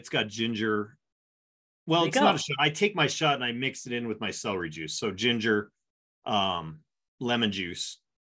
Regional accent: Denver, Colorado, United States; I'm born and raised in Denver, Colorado.

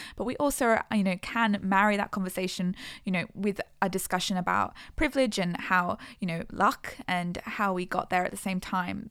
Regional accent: Australia

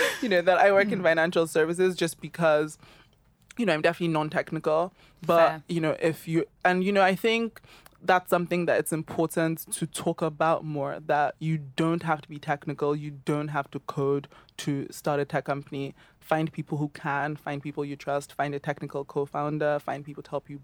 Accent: Lagos, Nigeria; moved away as an adult; now in London, United Kingdom; Yes, I'm 26. I grew up in Lagos in Nigeria. I went to Grange in Ikeja for most of my life, literally from from primary school till secondary school, then moved to London

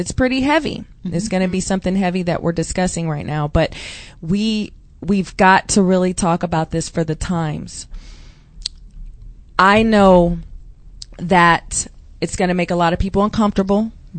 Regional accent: California, United States; also born or lived in Jacksonville, Florida; I grew up in California. So the Mexican community is us, right?

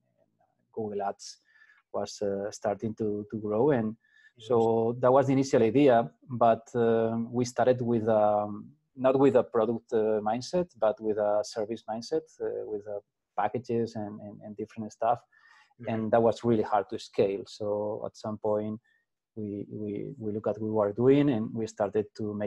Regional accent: Spain; I'm from Spain. I'm actually in Madrid in Spain

